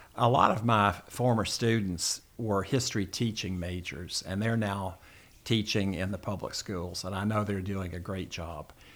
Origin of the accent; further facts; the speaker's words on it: Memphis, Tennessee, United States; moved away as an adult; now in Kentucky, United States; I was born in Memphis and, uh, attended public school there